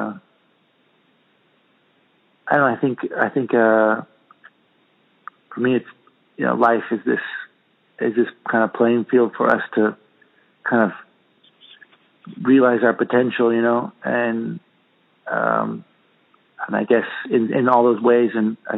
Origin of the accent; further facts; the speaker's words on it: Santa Cruz, California, United States; moved away as an adult; now in Spain; growing up in Santa Cruz in the ocean all the time